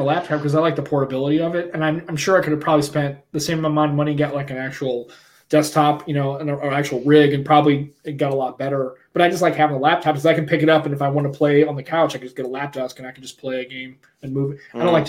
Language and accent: English; United States; Yeah, I guess I'm the prototypical American.